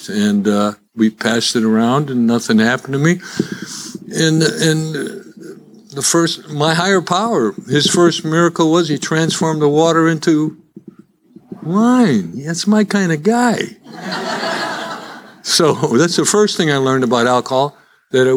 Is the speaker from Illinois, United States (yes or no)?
yes; Chicago, Illinois, United States; accent: Chicago; now in Dallas, United States; as you can tell by my accent, I'm still a Chicagoan. That's where I was born